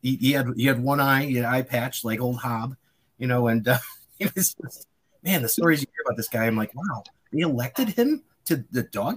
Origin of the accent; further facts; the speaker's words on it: Connecticut, United States; moved away; I'm originally from Connecticut, so is Leo.